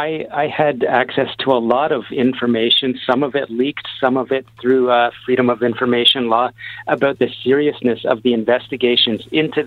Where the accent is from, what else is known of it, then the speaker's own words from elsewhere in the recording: Canada; And for me, just as a Canadian citizen or a journalist, yes, I believe that the contracts should have been paused